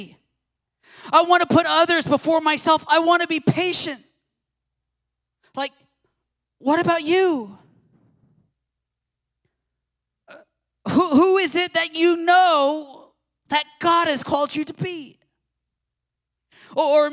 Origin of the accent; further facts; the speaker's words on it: Texas, United States; moved away; showing my Texan roots here. So I'm originally from Texas